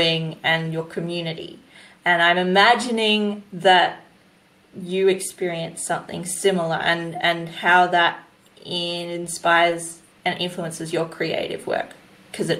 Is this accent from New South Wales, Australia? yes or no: yes; New South Wales, Australia; I'm from New South Wales